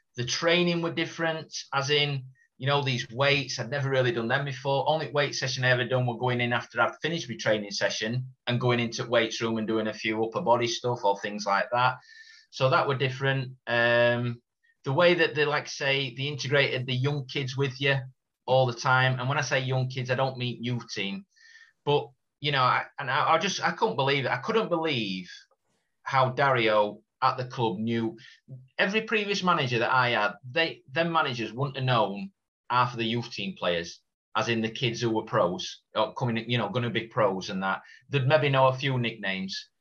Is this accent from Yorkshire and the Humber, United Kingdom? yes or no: yes; Doncaster, Yorkshire and the Humber, United Kingdom; being a Doncaster lad